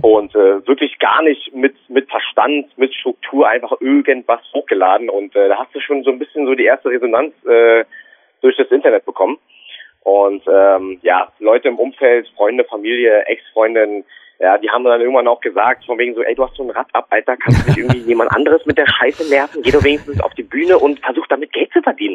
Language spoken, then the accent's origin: German; Berlin, Germany; accent: Berliner Schnauze; hier bei uns in Berlin